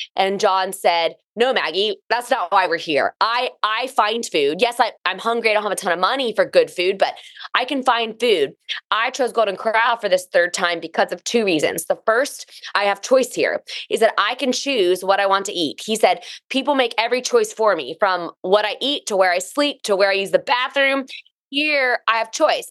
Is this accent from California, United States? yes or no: no; Raleigh, North Carolina, United States; I was born and raised in Raleigh